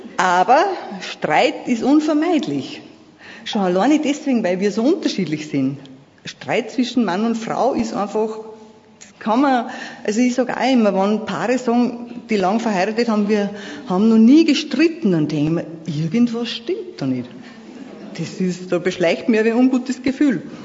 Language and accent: German; Vöcklabruck district, Upper Austria, Austria; Ich komme aus Oberösterreich in der Bezirk Vöcklerbruck.